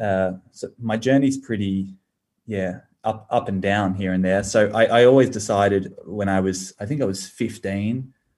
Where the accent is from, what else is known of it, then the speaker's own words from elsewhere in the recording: Sydney, New South Wales, Australia; I grew up, I'm a Bondi boy. So I've been very lucky to call North Bondi home